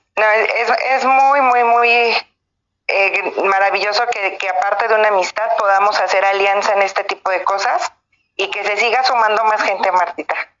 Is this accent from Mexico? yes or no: yes; Mexico; todos somos mexicanos